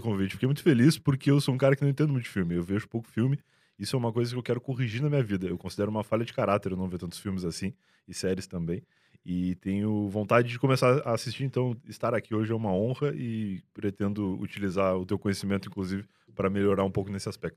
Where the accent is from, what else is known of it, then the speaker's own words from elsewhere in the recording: Rio Grande, Rio Grande do Sul, Brazil; moved away as an adult; now in São Paulo, Brazil; Na época, lá em Rio Grande, em 2007, é, 2007, eu tinha 17 anos, sou de 90